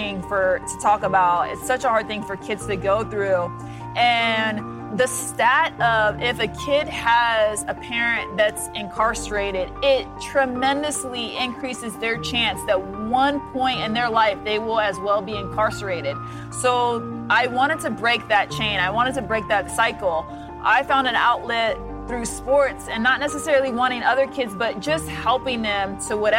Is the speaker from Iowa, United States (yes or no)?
yes; Des Moines, Iowa, United States; I grew up in Des Moines, Iowa.